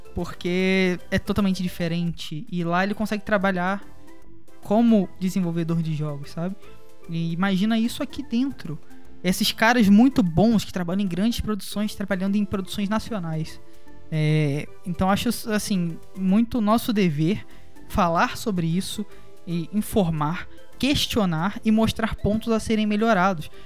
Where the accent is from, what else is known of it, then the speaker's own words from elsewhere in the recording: Brazil; Como brasileiro e como jogadores também